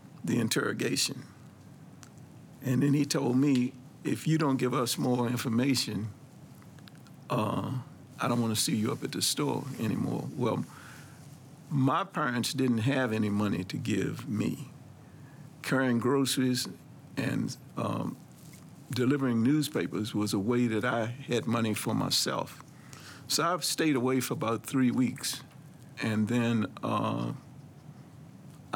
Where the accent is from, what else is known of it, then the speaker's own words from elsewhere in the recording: Washington, District of Columbia, United States; being a black man growing up in Northwest D.C.